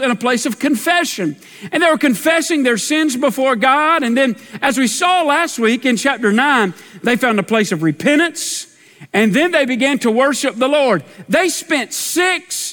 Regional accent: Dunning Mill Hill, South Carolina, United States; I grew up on the Dunning Mill Hill

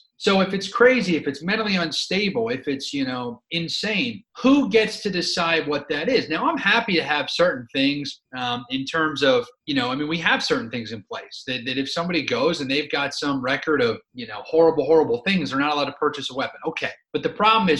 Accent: Philadelphia, Pennsylvania, United States; I grew up in Philadelphia

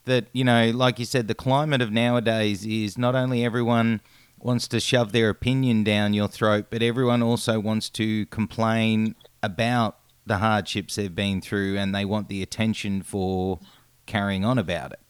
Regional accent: Australia; as an Australian

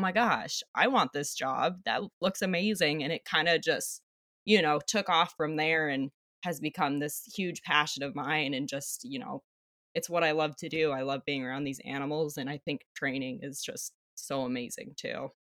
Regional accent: Flagstaff, Arizona, United States; moved away as an adult; also born or lived in Hawaii; now in Alaska, United States; I was born and raised in Flagstaff, Arizona

